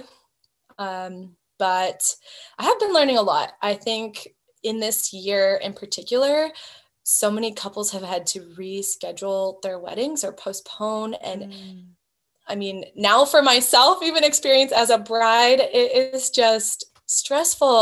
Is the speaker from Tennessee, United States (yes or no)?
no; Hawaii, United States; moved away; I grew up in Hawaii